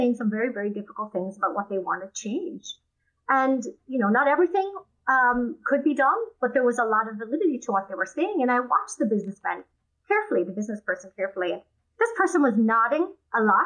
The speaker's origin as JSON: {"language": "English", "area": "Wicklow Mountains", "region": "County Wicklow", "country": "Ireland", "tie": "born or raised there", "moved": "as an adult", "lives_now": "United States", "said": "I grew up in Ireland in a small village in the Wicklow Mountain area, quite rural"}